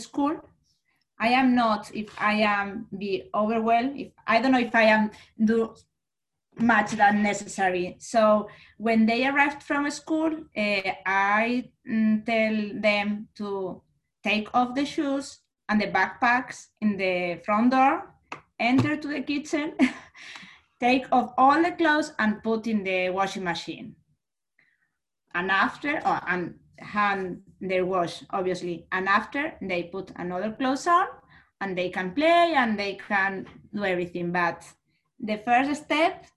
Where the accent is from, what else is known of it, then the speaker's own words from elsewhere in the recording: Spain; moved away as an adult; now in Austin, United States; I am from Spain